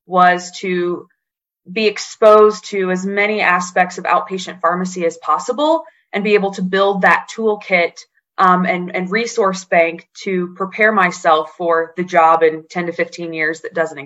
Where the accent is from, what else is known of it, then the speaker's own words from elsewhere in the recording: Springfield, Illinois, United States; moved away as an adult; also born or lived in Edwardsville, Illinois; now in Asheville, United States; I am originally from Springfield, Illinois, land of Lincoln